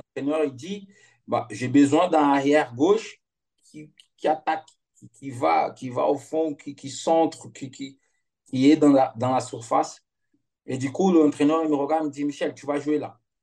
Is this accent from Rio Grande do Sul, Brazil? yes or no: yes; Pelotas, Rio Grande do Sul, Brazil; French is a second language; moved away as an adult; also born or lived in Netherlands / Lille, France / Lyon, France / Rome, Italy; je suis de Pelotas, du sud du Brésil